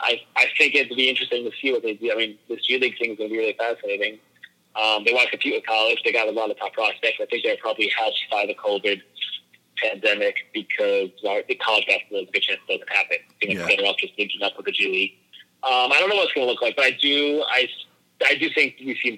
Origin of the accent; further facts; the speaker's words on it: New York, United States; I'm a white guy, I grew up in New York